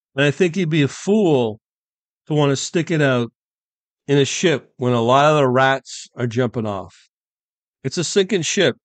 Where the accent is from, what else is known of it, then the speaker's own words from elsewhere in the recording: United Kingdom; now in Canada; my home country where I'm born in U K